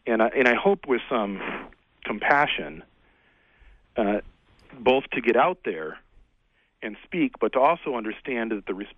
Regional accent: Frankenmuth, Michigan, United States; I grew up in Frankenmuth, Michigan

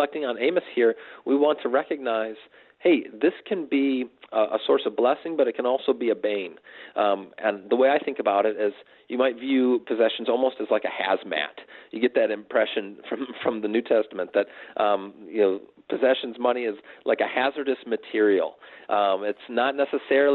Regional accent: United States; as American Christians

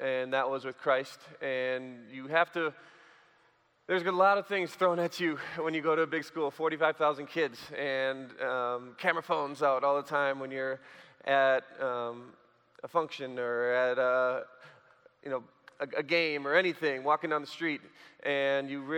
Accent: Sheboygan, Wisconsin, United States; I grew up in Sheboygan, Wisconsin

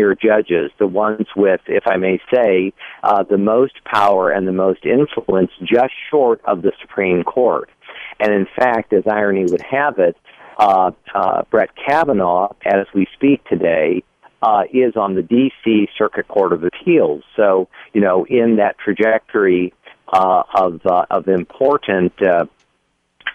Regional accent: Midwest, United States; I was born and raised in the Midwest as a Missouri Synod Lutheran

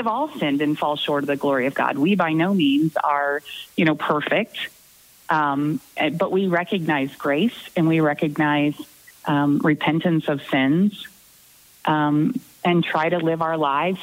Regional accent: Southwest Missouri, United States; moved away as an adult; also born or lived in Concordia, Missouri / Iowa City, Iowa; I grew up in Southwest Missouri

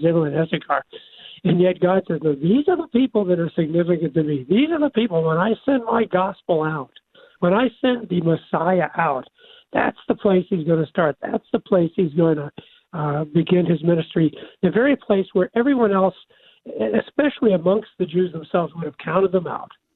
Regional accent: Kansas City, United States; My Kansas City Chiefs. That's my hometown

